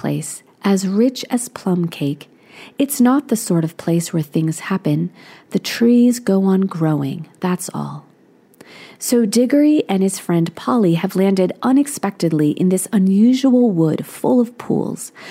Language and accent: English; Alexandria, Virginia, United States; also born or lived in Williamsburg, Virginia; my hometown of Alexandria, Virginia, which is right outside of Washington, D.C.